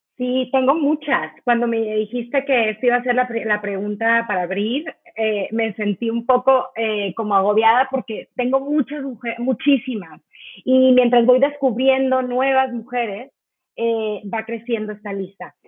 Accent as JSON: {"language": "Spanish", "country": "Mexico", "said": "somos tantas mujeres mexicanas"}